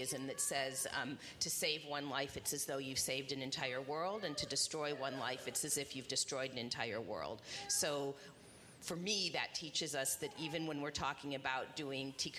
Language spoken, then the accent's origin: English; Indianapolis, Indiana, United States; now in Bloomington, United States; So I grew up in Indianapolis, and I went to IU as an undergrad